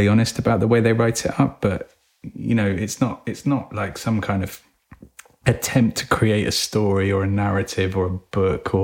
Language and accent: English; England, United Kingdom; We read it as English people